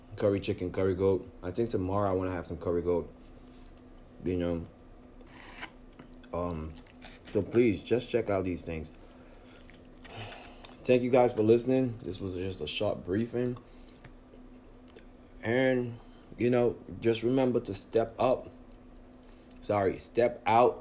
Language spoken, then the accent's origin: English; United States; a young black man growing up in America